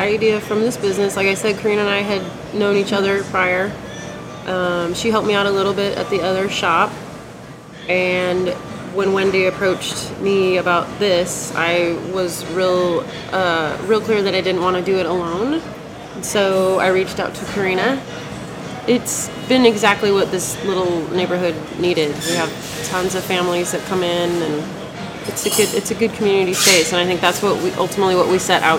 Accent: Seattle, Washington, United States; I grew up in North Seattle, moved to West Seattle in 98.

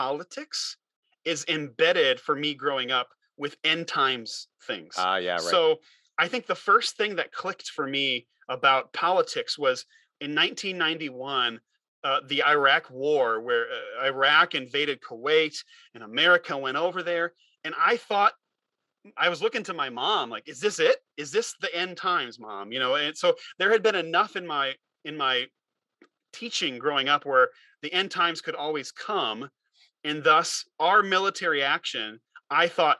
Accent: United States; as an American, I grew up in youth group culture

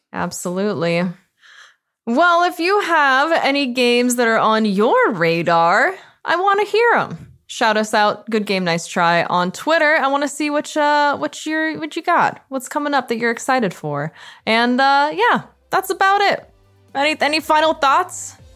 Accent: Canada; as a Canadian

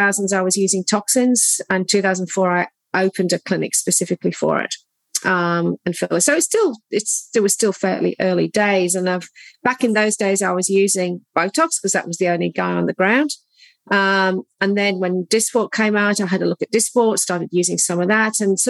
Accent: United Kingdom; moved away as an adult; also born or lived in London, United Kingdom; now in Geelong, Australia; my background is I'm British, trained, as you can probably pick from my accent

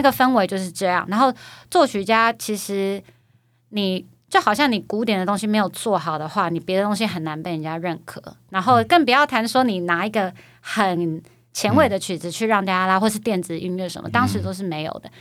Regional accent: Taiwan; moved away as an adult; also born or lived in New York, United States / Philadelphia, United States; 我从小在台湾音乐圈

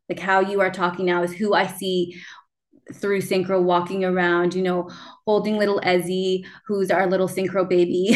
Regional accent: Canada; also born or lived in Peru; I was adopted from Peru and I moved to Canada and I refused to speak Spanish

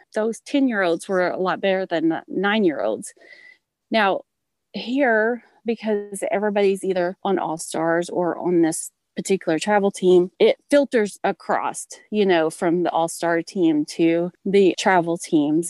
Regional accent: Oklahoma, United States; moved away as an adult; now in Texas, United States; I'm actually from Oklahoma and we moved to a little town in Texas about seven years ago

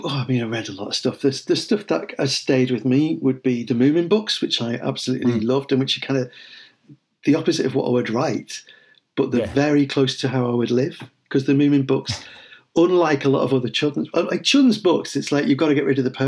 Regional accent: Liverpool, North West England, United Kingdom; I mean, I'm Liverpool Irish, and Liverpool has always had that very strong connection.

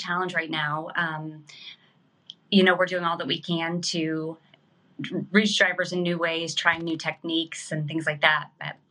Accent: Kansas City, United States; now in New Jersey, United States; Kansas City.

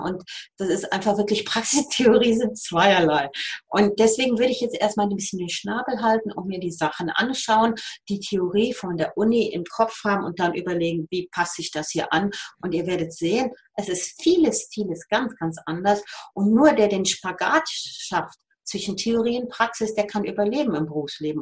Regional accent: Rhineland, Germany; accent: Rhineland; moved away as an adult; now in Switzerland; ich bin Rheinländerin, man hört's, äh, wohne seit 36 Jahren in der Schweiz

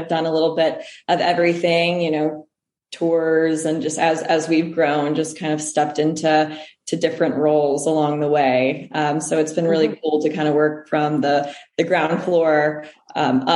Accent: Louisville, Kentucky, United States; I'm from Louisville, so I'm a Kentucky girl

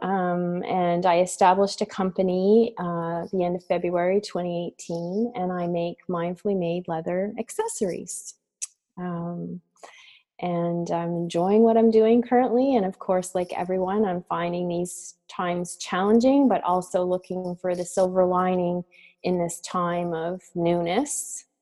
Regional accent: Dayspring, Nova Scotia, Canada; I grew up in a small community known as Dayspring, uh, which is in Nova Scotia, and it's situated along the Lahave River in Lunenburg County.

